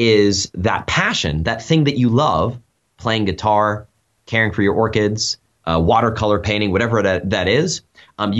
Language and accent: English; United States; moved away as an adult; also born or lived in China; We're both American, but we had lived in Asia for about 5 years